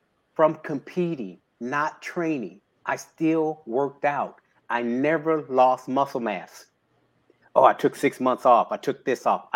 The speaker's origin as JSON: {"language": "English", "town": "Houston", "region": "Texas", "country": "United States", "tie": "born or raised there", "said": "born and raised in Houston, Texas."}